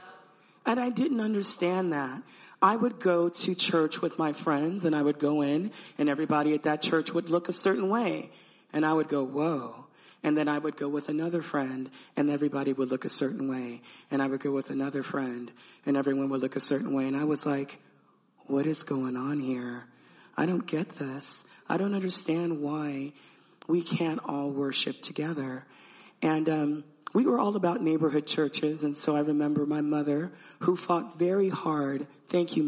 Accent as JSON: {"language": "English", "country": "Panama", "said": "I am an Afro-Latina. I'm from Panama"}